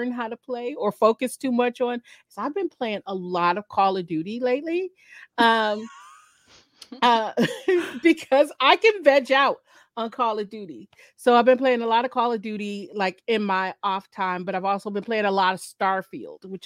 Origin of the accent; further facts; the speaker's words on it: Michigan, United States; I'm from Michigan